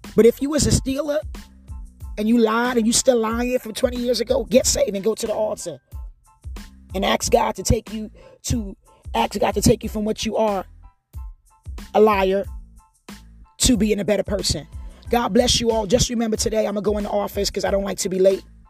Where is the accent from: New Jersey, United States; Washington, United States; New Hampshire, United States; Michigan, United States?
New Jersey, United States; moved away; also born or lived in Hawaii; I'm not even born in America. But I grew up in Jersey